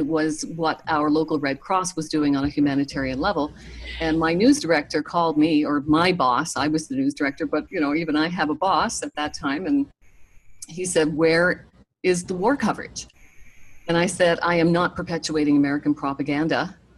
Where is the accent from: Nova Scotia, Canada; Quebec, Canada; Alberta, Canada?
Nova Scotia, Canada; moved away; also born or lived in Toronto; I'm from Nova Scotia